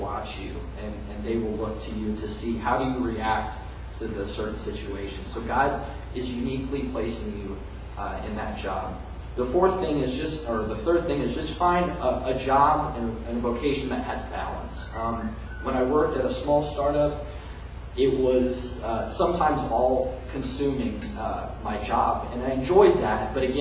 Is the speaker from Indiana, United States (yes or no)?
yes; Indianapolis, Indiana, United States; now in Bloomington, United States; I am a native Hoosier. I'm from Indianapolis